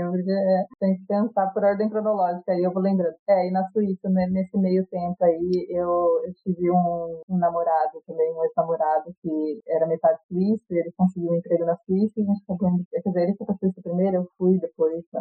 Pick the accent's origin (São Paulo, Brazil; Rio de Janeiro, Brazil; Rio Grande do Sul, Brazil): São Paulo, Brazil; Rio Claro; moved away as an adult; also born or lived in Salvador / Águas de São Pedro / Campinas / Sydney; now in Portugal; no Brasil, eu morei, óbvio, onde eu nasci, Salvado, morei em Rio Claro, que foi onde eu cresci, morei em Águas de São Pedro, que foi onde eu fiz a faculdade de hotelaria, morei em São Paulo